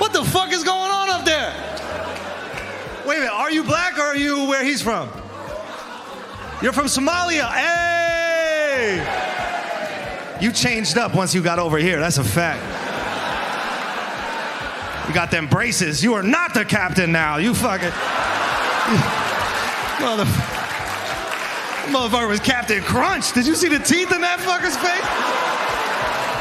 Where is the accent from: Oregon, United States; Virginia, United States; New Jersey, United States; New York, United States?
New York, United States; I'm from New York